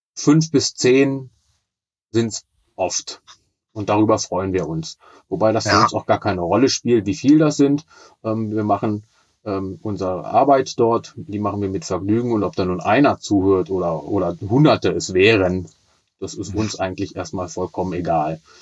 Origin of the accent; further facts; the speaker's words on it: Braunschweig, Lower Saxony, Germany; ich bin 49 Jahre alt und gebürtiger Braunschweiger.